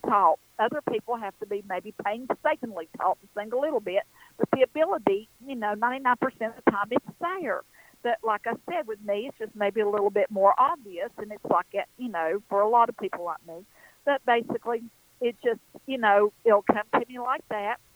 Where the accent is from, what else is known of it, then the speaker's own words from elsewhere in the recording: western North Carolina, United States; I'm an Appalachian girl. It's exactly what I am, right here in the foothills.